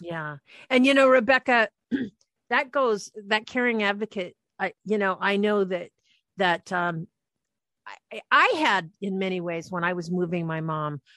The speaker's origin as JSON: {"language": "English", "town": "Anacortes", "region": "Washington", "country": "United States", "tie": "born or raised there", "said": "we lived when we grew up in Anacortes and we lived right on the water"}